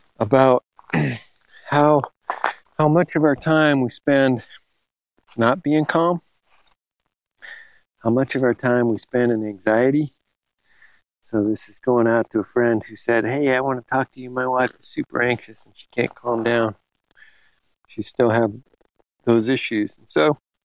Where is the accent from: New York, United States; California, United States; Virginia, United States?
California, United States; Los Angeles; now in Western Washington, United States; I was growing up in Los Angeles